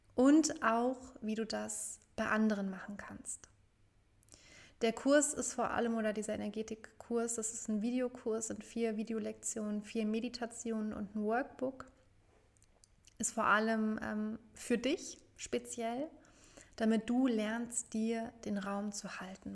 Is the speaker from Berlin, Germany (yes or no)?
no; Frankfurt, Hesse, Germany; nach Frankfurt, zurück in meine Heimatstadt